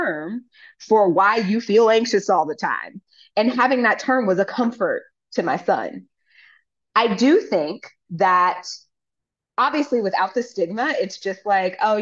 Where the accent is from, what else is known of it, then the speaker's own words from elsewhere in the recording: United States; as an American who has lived abroad